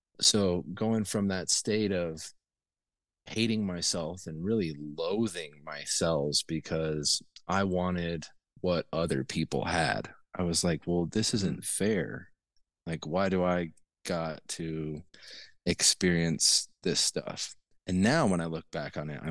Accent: Taos, New Mexico, United States; also born or lived in Bozeman, Montana; I grew up in northern New Mexico in the Taos area

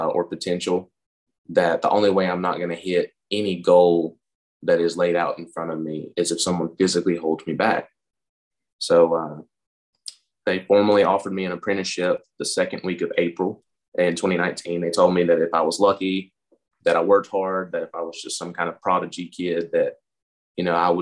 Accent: Lenoir, North Carolina, United States; I was born and raised in Lenore, North Carolina

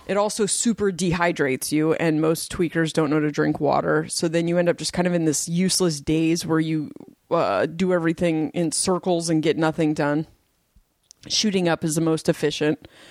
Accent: Portland, Oregon, United States; moved away; also born or lived in Delaware; I grew up in Portland

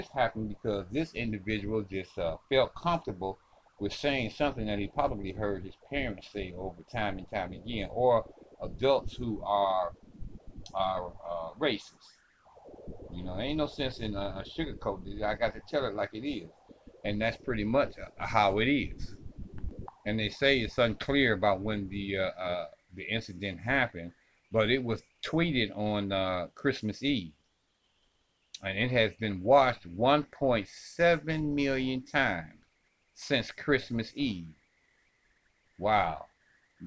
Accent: Ohio, United States; This is my home state too, ladies and gentlemen. This is Elyria, Ohio

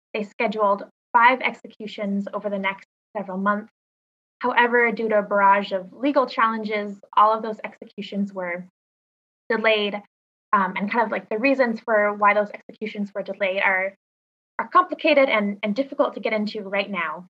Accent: Boise, Idaho, United States; moved away as an adult; also born or lived in Minnesota / Seattle, Washington / Washington, D.C.; I grew up in Boise, Idaho

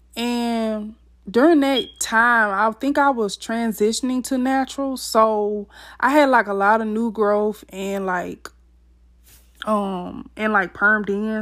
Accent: Mississippi, United States; I was born and raised in Mississippi

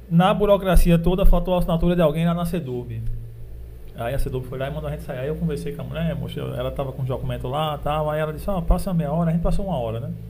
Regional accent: Desterro, Paraíba, Brazil; lá da minha cidade, Desterro.

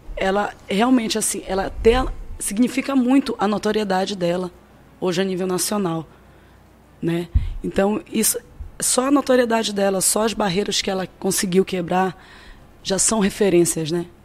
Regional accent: Cametá, Pará, Brazil; Eu sou de Cametá, no Pará

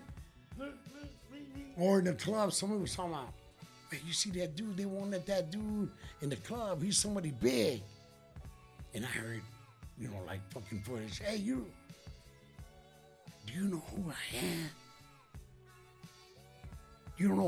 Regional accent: Gary, Indiana, United States; also born or lived in Chicago Heights, Illinois; I'm from Gary, Indiana

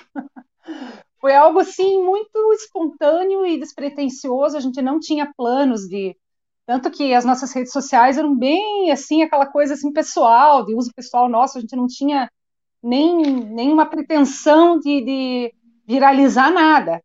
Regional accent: Curitiba, Paraná, Brazil; nasci em Curitiba, sempre morei aqui em Curitiba

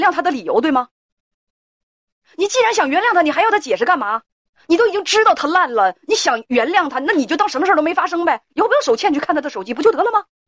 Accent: Northeast China, China; accent: Northeastern Mandarin; 用我嗯。们东北话来讲

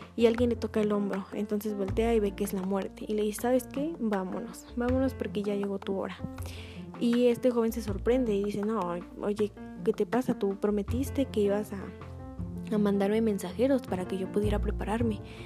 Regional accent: Orizaba, Veracruz, Mexico; los que somos de aquí de Orizaba, Veracruz

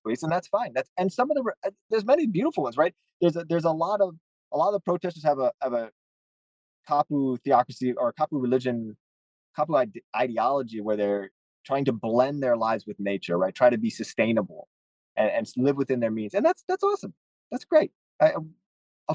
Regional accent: Hawaii, United States; my rights as a Native Hawaiian, it's a violation of my rights as an American citizen, a Hawaiian citizen

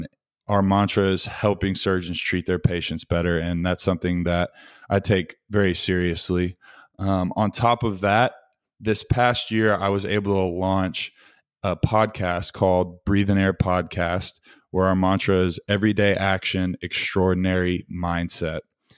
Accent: Little Rock, Arkansas, United States; born there; ended up back where I was born in Little Rock, Arkansas, and am now working for a medical device sales company called Arthrex.

